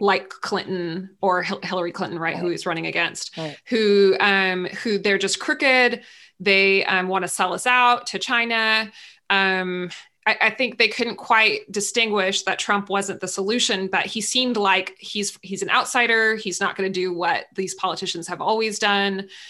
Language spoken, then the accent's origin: English; San Luis Obispo, California, United States; in my hometown where i live now in san luis obispo california